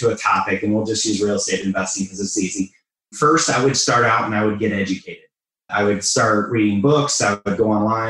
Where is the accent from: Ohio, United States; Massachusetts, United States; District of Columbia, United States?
Ohio, United States; moved away as an adult; also born or lived in Metro Detroit, Michigan; now in Detroit, United States; I'm originally from Ohio